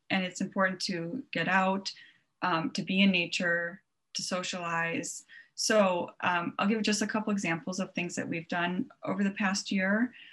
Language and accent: English; Long Island, New York, United States; moved away as an adult; also born or lived in Pennsylvania; now in Minnesota, United States; I am from Long Island originally. I grew up in New York, so my whole family is in New York